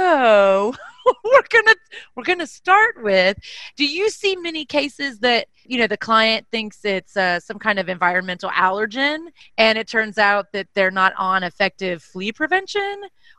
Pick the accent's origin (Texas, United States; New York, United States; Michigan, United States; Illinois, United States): Texas, United States; we're from Texas.